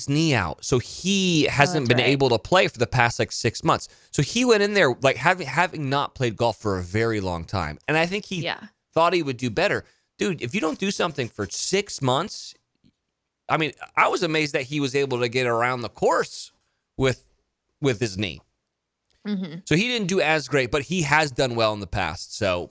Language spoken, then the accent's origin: English; New York City, New York, United States; They're like, man, where are you from? New York City. New York City.